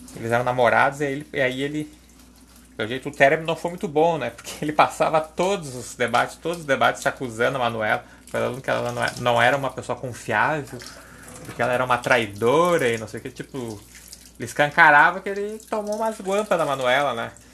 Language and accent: Portuguese; Porto Alegre, Rio Grande do Sul, Brazil; accent: gaúcho; Eu sou aqui de Porto Alegre, né? minha família também